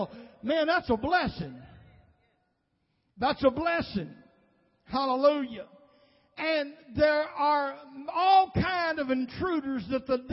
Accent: Nashville, Tennessee, United States; I was raised pretty much in South Nashville

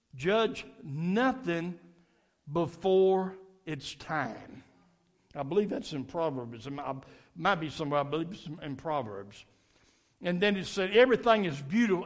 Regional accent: Nashville, Tennessee, United States; I was raised up in Metro Nashville schools

